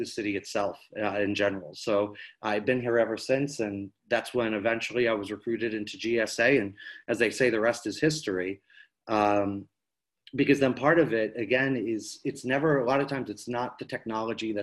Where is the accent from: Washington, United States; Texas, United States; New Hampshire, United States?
New Hampshire, United States; I grew up in New Hampshire